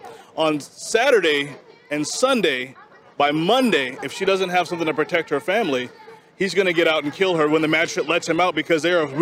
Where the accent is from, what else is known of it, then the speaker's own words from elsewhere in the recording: South Carolina, United States; I'm from South Carolina. I'm from South Carolina